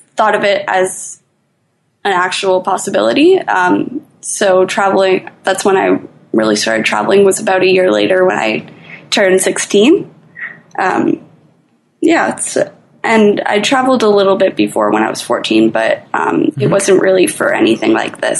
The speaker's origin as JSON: {"language": "English", "town": "Toronto", "region": "Ontario", "country": "Canada", "said": "I'm from Toronto, Canada"}